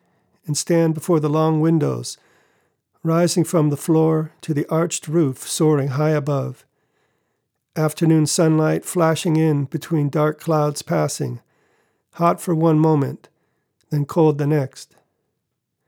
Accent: Los Angeles, California, United States; now in Switzerland; growing up in Los Angeles

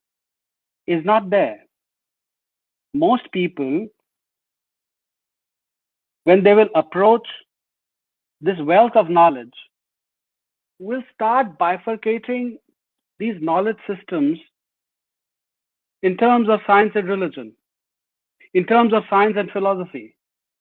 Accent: Bihar, India; moved away; also born or lived in Delhi; I come from Bihar originally

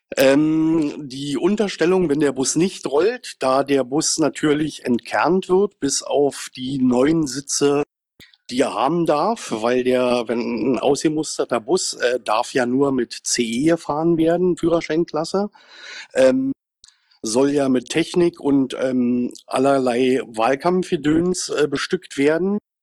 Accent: Brandenburg, Germany; Ich komme auch aus Brandenburg

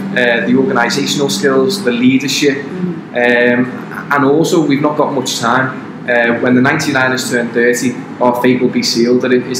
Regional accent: Liverpool, North West England, United Kingdom; I'm 23 years old. I'm from Liverpool in the United Kingdom. So for any of the American viewers following Brittany, I do apologize in advance for my accent if it's too hard to understand.

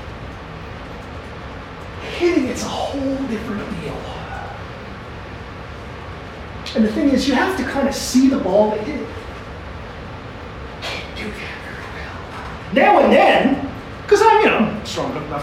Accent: Canada; I'm Canadian

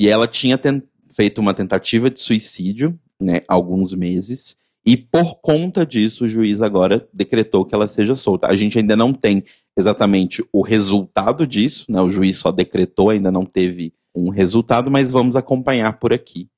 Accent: Belo Horizonte, Minas Gerais, Brazil; moved away; lá da minha terra natal

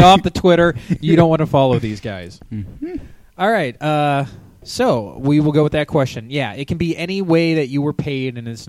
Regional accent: United States; I'm American.

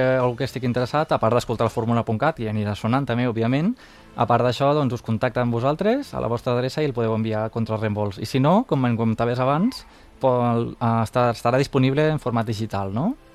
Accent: Terres de l'Ebre, Catalonia, Spain; jo sóc mm, de les Terres de l'Ebre, així que segurament parlaré una mica també valencià

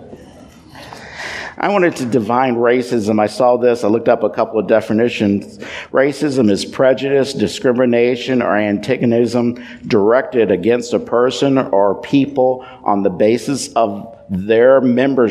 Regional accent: Louisville, Kentucky, United States; I grew up in Louisville, Kentucky.

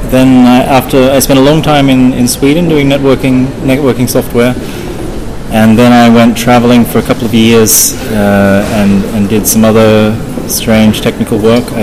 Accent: Australia; moved away; So uh, I'm, I'm from Australia, um, but my, my voice probably doesn't sound that Australian because I've been away for about 15 years.

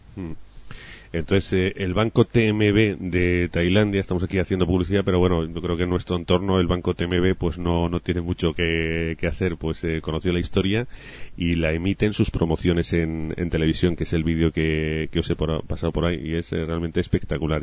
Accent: Spain; nos faltaba a los españoles

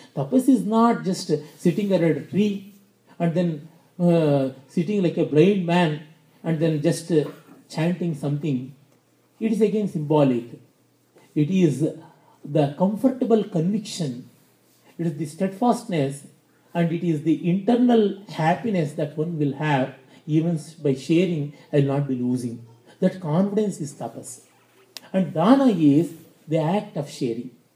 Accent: India

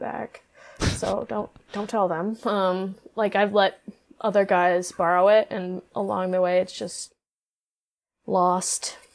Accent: Norwalk, Iowa, United States; also born or lived in Nashville, Tennessee; I'm from Norwalk, Iowa.

